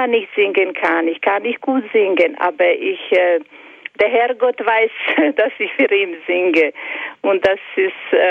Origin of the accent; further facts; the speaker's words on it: Croatia; moved away; Psalm 91 lese ich fast jahrelang jahrelang auf Kroatisch und auf Deutsch, weil ich bin eine Kroatin